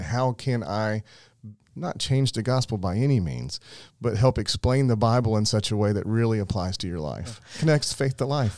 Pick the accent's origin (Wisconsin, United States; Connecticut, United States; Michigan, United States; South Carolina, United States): South Carolina, United States; Summerville; I grew up in Somerville